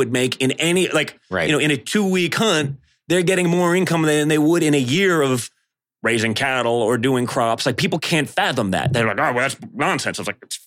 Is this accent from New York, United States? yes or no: yes; New York City, New York, United States; I was a guy from New York City